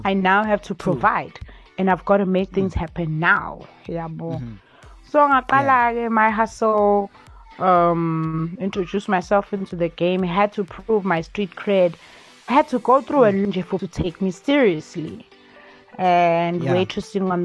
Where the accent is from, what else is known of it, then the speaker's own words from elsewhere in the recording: Durban, KwaZulu-Natal, South Africa; I grew up in Chesterville